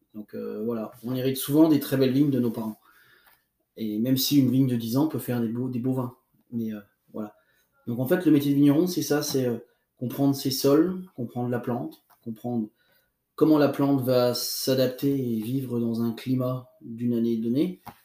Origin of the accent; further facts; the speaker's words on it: Burgundy, Bourgogne-Franche-Comté, France; chez nous en Bourgogne